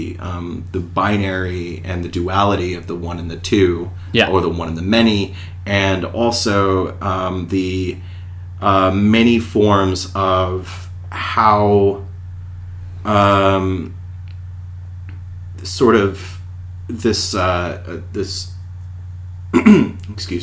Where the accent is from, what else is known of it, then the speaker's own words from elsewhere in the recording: United States; as an American